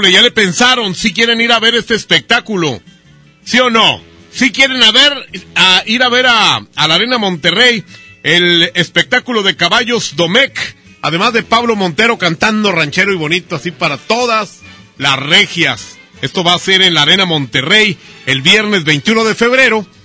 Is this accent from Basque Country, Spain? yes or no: yes; Basque Country, Spain; No van a pensar que locutores así como yo, que soy una vasca.